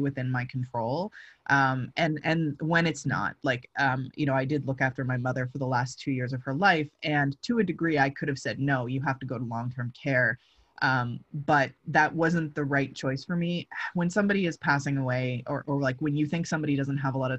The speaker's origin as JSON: {"language": "English", "town": "London", "region": "Ontario", "country": "Canada", "moved": "yes", "said": "I'm from London, Ontario"}